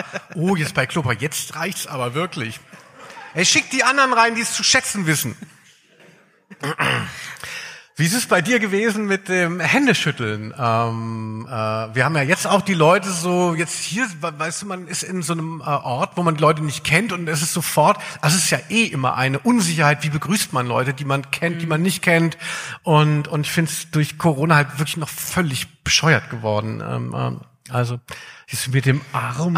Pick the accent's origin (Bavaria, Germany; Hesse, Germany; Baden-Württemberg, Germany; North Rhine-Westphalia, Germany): Hesse, Germany; Darmstadt; now in Cologne, Germany; als ich weggezogen bin aus Darmstadt, ja, ich komme aus Südhessen